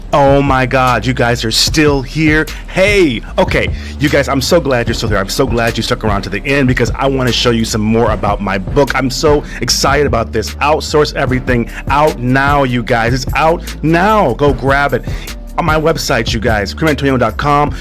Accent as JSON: {"language": "English", "region": "California", "country": "United States", "moved": "yes", "said": "in America, where I'm from, my home country"}